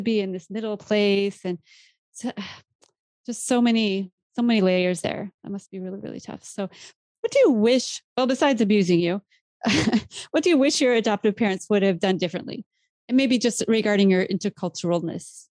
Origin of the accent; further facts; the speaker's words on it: Iowa, United States; I grew up in Iowa